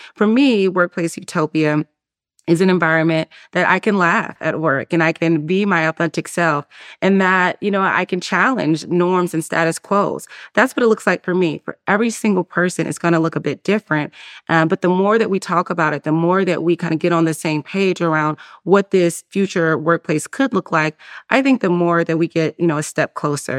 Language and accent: English; Durham, North Carolina, United States; moved away as an adult; also born or lived in Atlanta, Georgia; I grew up in Durham, North Carolina, uh, and though I don't live there anymore